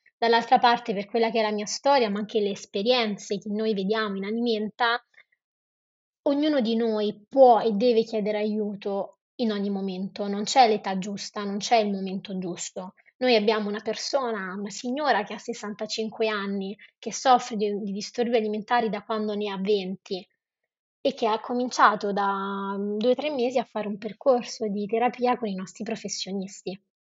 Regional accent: Rome, Lazio, Italy; Io sono romana

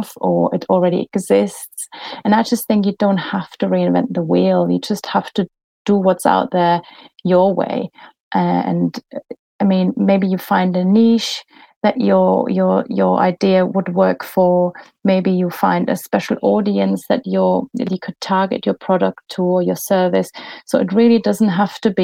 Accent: Germany; accent: German; moved away

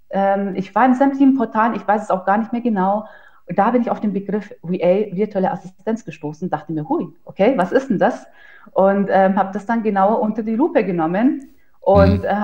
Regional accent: Ingolstadt, Bavaria, Germany; ich bin 31 Jahre jung. Ähm, nach meinem Fachabitur habe ich ursprünglich Steuerfachangestellte gelernt in einer kleinen Kanzlei in Bayern. Ich komme ähm, aus Ingolstadt

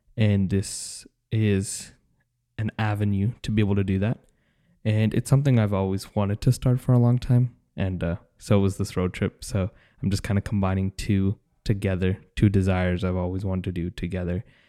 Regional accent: Dallas, Texas, United States; I'm from Dallas, Texas

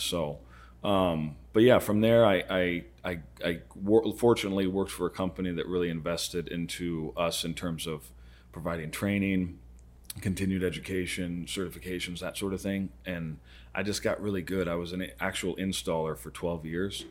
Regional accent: Arizona, United States; I've been roofing in Arizona for twenty-five years, so almost my whole life.

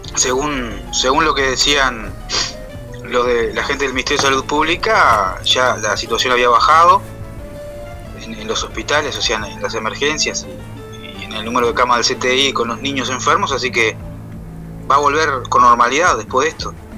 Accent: Florida, Uruguay; yo soy de Florida

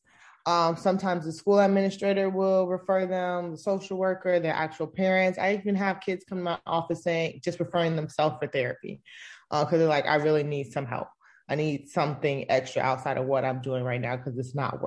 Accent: South Florida, United States; moved away as an adult; also born or lived in Tampa, Florida / Georgia; I grew up in South Florida

